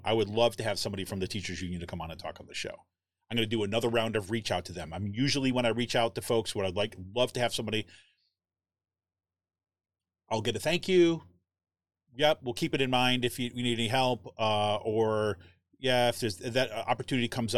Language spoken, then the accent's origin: English; Utica, New York, United States; moved away; I grew up in Utica, New York